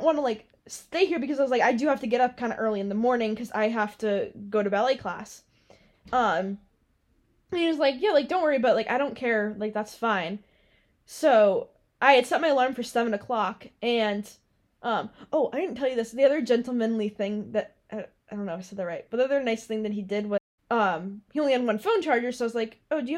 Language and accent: English; Massachusetts, United States; moved away